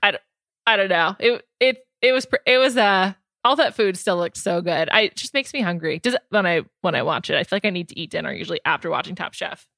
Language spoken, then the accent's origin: English; New York, United States; I'm from New York